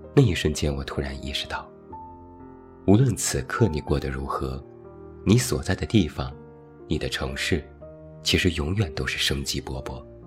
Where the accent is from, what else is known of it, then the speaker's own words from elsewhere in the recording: Taiyuan, Shanxi, China; moved away; 我一直都在太原，有机会时隔多年，好好看一看我的故乡